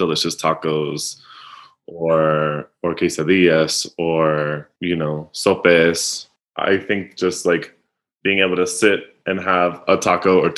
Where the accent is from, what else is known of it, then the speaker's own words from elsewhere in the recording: North Carolina, United States; moved away; also born or lived in New York City; I was a kid of the 90s in the South in like an emerging, historically suburban Southern city